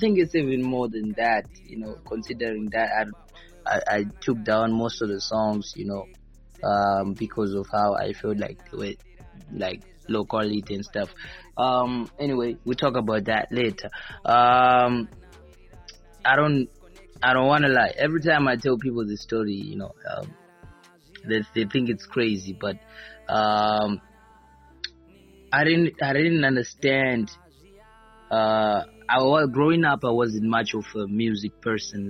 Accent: Norton, Mashonaland West, Zimbabwe; I'm born and raised in Norton

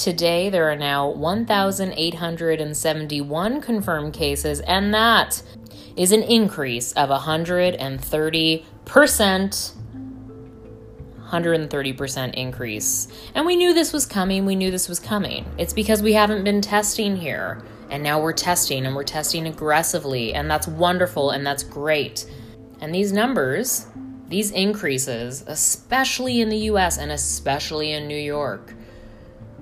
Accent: Toronto, Ontario, Canada; Being a Canadian citizen, born and raised in Toronto

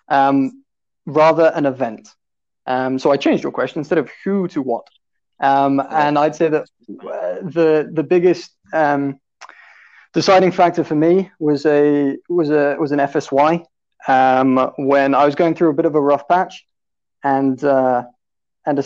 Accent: Romsey, South East England, United Kingdom; accent: British; I am from South England, from a town called Romsey

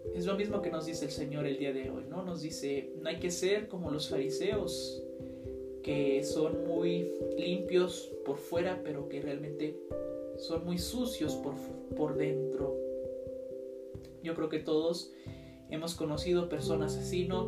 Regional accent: Mexico; nosotros somos la riqueza de México

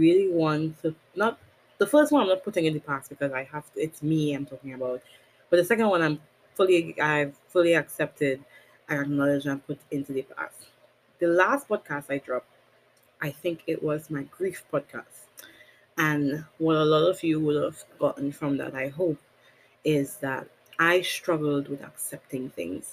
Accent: Trinidad & Tobago; Born and raised Caribbean, I'm a country girl for the rest of my life

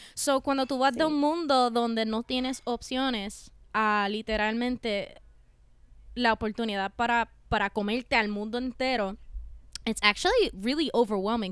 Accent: Puerto Rico; moved away as an adult; now in New York, United States; Crecí en Puerto Rico, soy una cantante

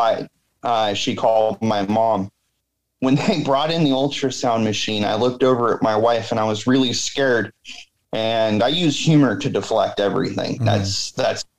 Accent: Washington, United States; I grew up in Washington

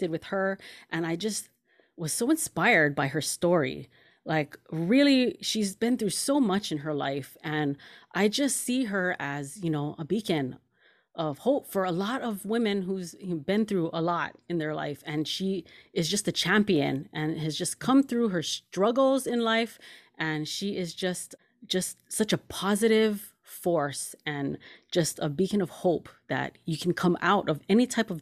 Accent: Kaneohe, Hawaii, United States; growing up in Hawaii, both me and you, you know, we're both from Kaneohe

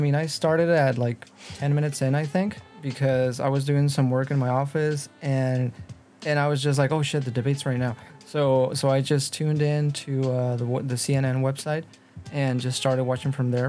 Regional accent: Mexico; me being Mexican

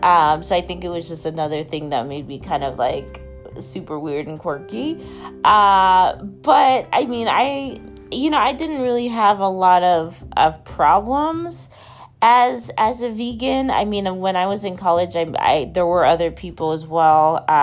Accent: Maine, United States; growing up in Maine

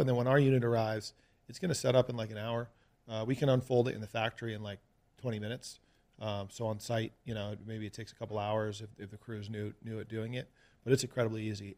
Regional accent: Greenwich, Connecticut, United States; moved away as an adult; also born or lived in New York City / California; now in Las Vegas, United States; Stamford's the town over from Greenwich where I grew up

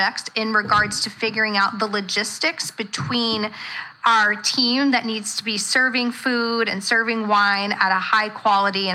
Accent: Centerville, Ohio, United States; I'm from Centerville

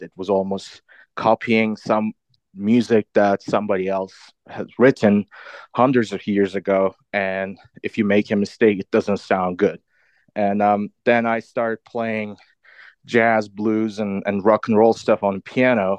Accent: Istanbul, Turkey; moved away as an adult; also born or lived in London / Boston; I grew up in Istanbul, Turkey. Most of my life. I lived there until my early twenties.

